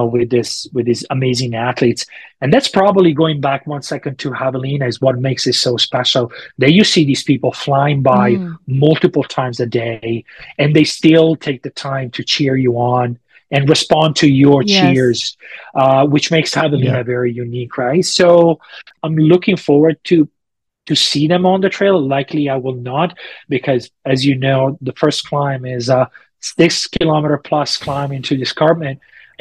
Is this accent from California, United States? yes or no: yes; Auburn, California, United States; "Of course I did. I'm from Auburn. I ran it 3 times and I paced 4 times.